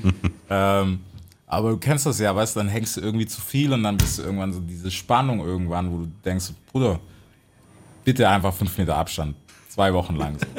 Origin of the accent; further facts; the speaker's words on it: United States; für mich als Amerikaner